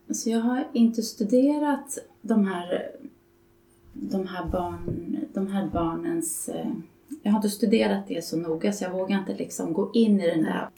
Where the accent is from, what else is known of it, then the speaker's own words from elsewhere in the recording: Stockholm, Stockholm County, Sweden; Jag är från Stockholm där jag bor och arbetar